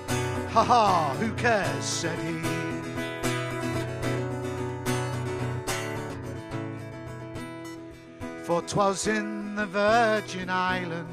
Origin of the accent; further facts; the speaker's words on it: Liverpool, North West England, United Kingdom; I was brought up in Liverpool in the 70s